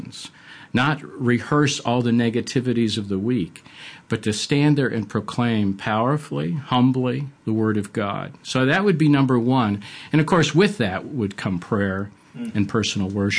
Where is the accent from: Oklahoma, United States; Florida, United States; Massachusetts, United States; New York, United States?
New York, United States; Buffalo; moved away; I grew up in Western New York in Buffalo